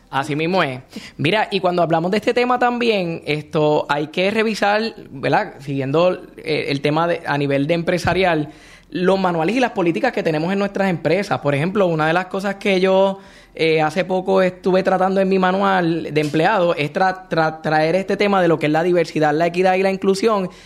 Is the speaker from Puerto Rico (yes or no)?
yes; Puerto Rico; nosotros como puertorriqueños tenemos nuestra propia jerga